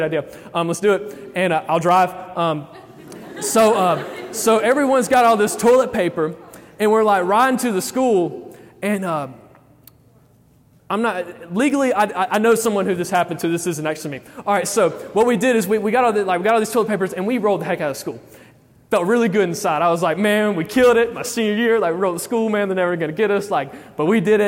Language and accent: English; Alabama, United States; I am from Alabama